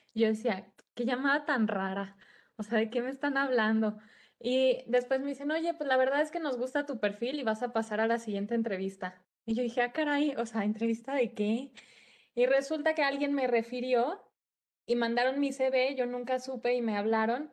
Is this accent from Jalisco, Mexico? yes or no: yes; Guadalajara, Jalisco, Mexico; soy de Guadalajara